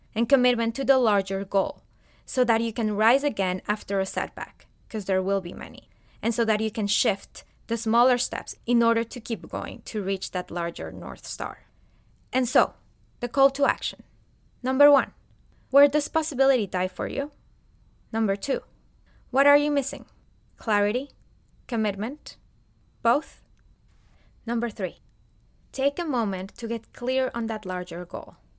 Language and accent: English; Colombia; moved away as an adult; now in United States; I am originally from Colombia, a beautiful country in South America